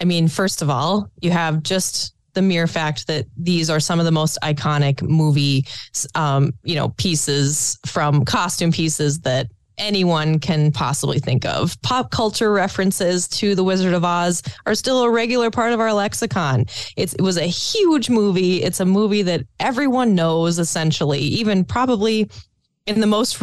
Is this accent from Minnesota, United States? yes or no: yes; Pequot Lakes, Minnesota, United States; I'm from Pequot Lakes